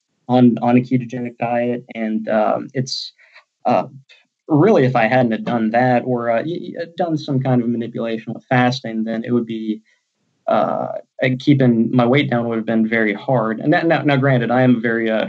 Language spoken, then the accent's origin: English; Texas, United States; moved away; also born or lived in Alabama; I'm from Texas initially